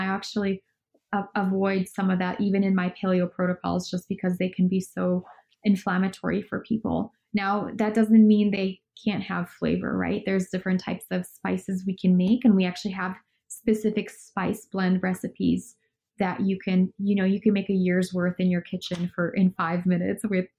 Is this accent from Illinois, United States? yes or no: yes; Chicago, Illinois, United States; None of my friends back home in Chicago had it.